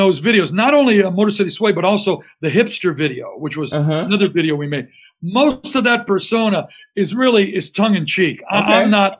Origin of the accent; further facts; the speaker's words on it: Windsor, Ontario, Canada; moved away as an adult; now in Detroit, United States; I'm a Canadian guy from Windsor, Ontario, across the river, that's been adopted by one of the greatest music cities in the world.